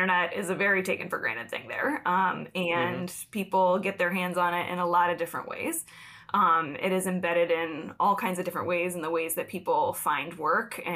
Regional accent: upstate New York, United States; I grew up in upstate New York, and I do not mean right outside New York City when I say

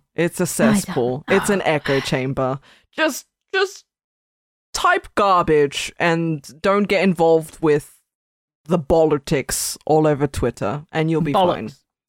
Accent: Australia; I'm Australian

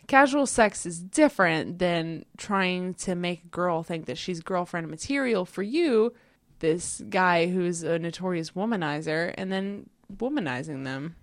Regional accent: United States; I'm American

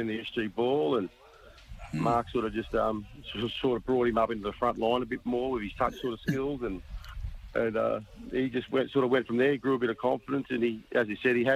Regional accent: Sydney, New South Wales, Australia; moved away as an adult; now in Central Coast, Australia; me and his mother, we grew up in La Perouse, small Aboriginal community on the... Eastern side of Sydney

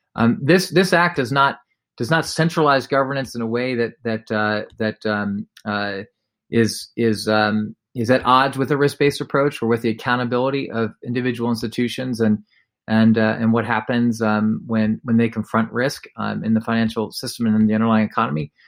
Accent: United States; we're American

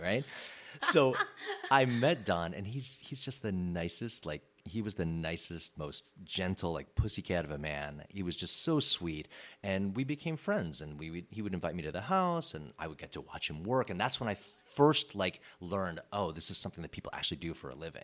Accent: Chicago suburbs, Illinois, United States; moved away as an adult; also born or lived in California; now in Los Angeles, United States; I was born and raised in the Chicago suburbs

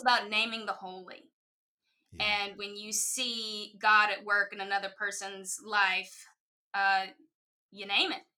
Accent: Mississippi, United States; now in New York City, United States; I was raised in the Bible Belt in Mississippi

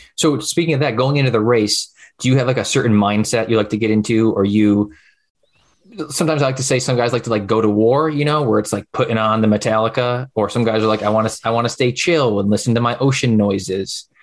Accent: Utica, New York, United States; I'm from Utica

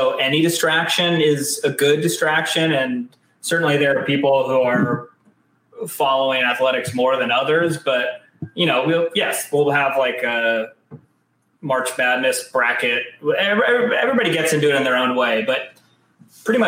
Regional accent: San Diego, California, United States; moved away; also born or lived in New York; I was born and raised in San Diego, Scripps Ranch specifically

